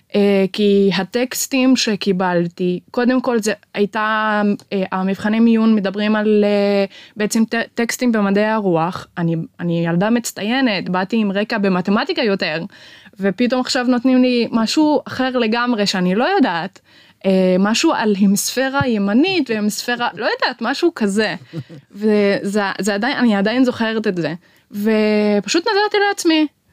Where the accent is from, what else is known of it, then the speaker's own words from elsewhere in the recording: Maghar, Northern District, Israel; אני מהפריפריה, אני ממע'אר